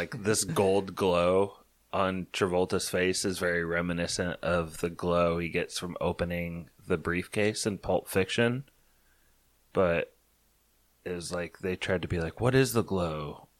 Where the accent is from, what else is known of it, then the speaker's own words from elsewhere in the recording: Indiana, United States; I grew up in Indiana.